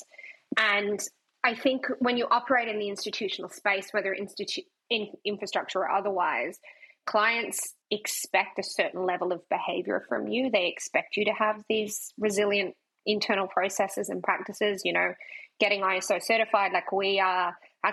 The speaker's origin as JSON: {"language": "English", "country": "Australia", "accent": "Australian", "said": "my Australian accent"}